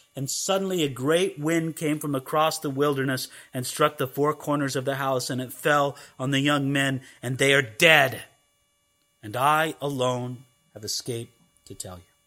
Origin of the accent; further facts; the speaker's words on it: California, United States; when I grew up in California, I knew what a hedge was